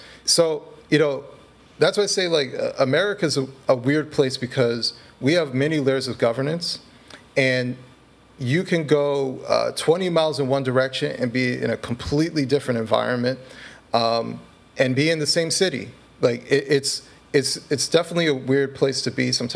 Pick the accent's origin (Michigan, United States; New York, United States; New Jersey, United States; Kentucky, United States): Michigan, United States; Detroit; I was born in Detroit